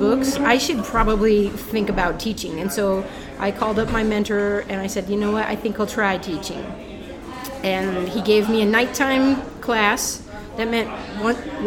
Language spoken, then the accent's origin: English; Phoenix, Arizona, United States; also born or lived in New Jersey; I grew up in North Phoenix. I went to Paradise Valley High School